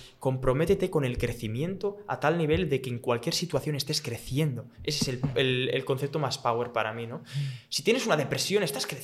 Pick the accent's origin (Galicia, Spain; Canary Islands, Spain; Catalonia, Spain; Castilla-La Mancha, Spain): Catalonia, Spain; Barcelona; soy de Barcelona, venir aquí a dar mm. mambo, ¿eh?